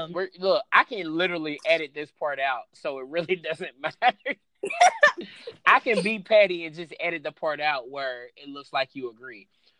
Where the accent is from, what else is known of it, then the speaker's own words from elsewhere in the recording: Louisville, Kentucky, United States; I'm from Louisville.